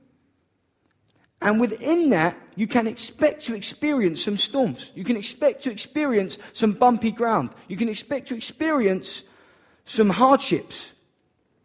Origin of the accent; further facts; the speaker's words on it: Downham, United Kingdom; I'm from Downham.